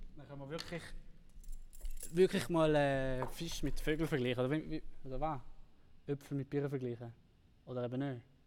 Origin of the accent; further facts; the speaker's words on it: Switzerland